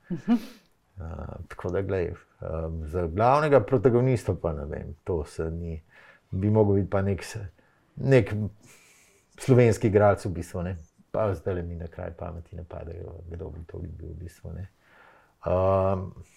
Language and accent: Slovenian; Ljubljana, Slovenia; sem jaz Ljubljančan, sem se vozil v Škofijo, lahko to športno gimnazijo